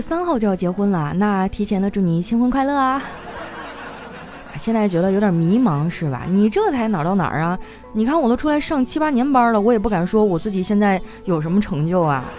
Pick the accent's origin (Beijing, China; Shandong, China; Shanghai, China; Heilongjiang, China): Heilongjiang, China; Qitaihe; moved away; 老乡啊，七台河。哎呀，我都好久没有回去了